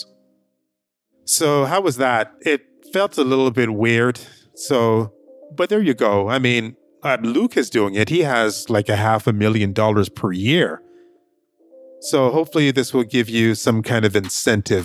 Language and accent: English; Canada; also born or lived in Jamaica; currently, I live in Canada. I was raised up in Canada